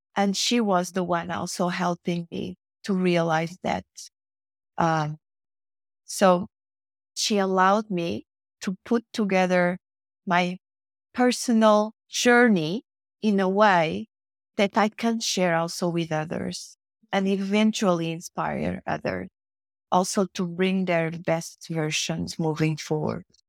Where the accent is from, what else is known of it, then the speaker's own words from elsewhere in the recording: Portugal; moved away as an adult; also born or lived in Mozambique; now in Madrid, Spain; I was a very young child when I arrived in Portugal, um, that it was supposed to be my home country